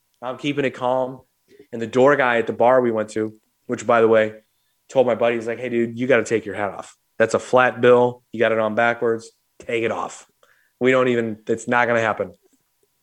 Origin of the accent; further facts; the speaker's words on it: St. Louis, Missouri, United States; two stupid, dumb hardheads from St. Louis